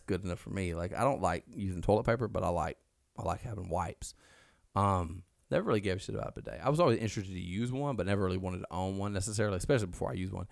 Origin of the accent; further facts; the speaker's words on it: Alabama, United States; now in Mississippi, United States; we're from Alabama. We're in Mississippi now